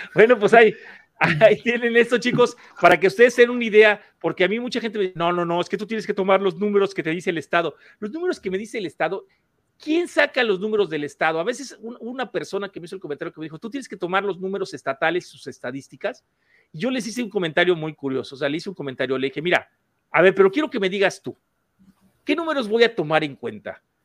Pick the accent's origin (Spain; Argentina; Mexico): Mexico; en México, en mi país